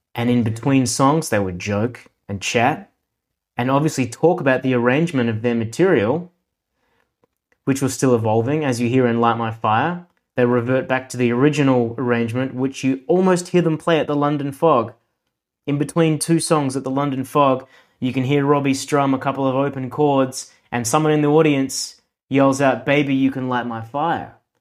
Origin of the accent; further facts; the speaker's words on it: Adelaide, South Australia, Australia; accent: Australian; I was born in Adelaide, South Australia, and here I have since lived